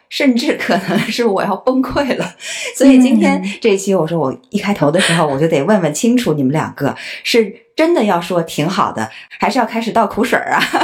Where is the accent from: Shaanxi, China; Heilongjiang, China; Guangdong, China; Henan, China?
Heilongjiang, China; Harbin; moved away as an adult; also born or lived in Beijing / United States; now in Tokyo, Japan; 我是哈尔滨人，我当过北片儿，当过美片儿，当过现在是日片儿